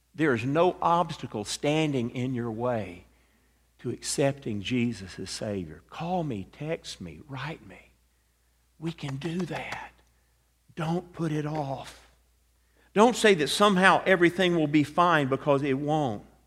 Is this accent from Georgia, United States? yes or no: yes; Atlanta, Georgia, United States; I grew up in Atlanta, Georgia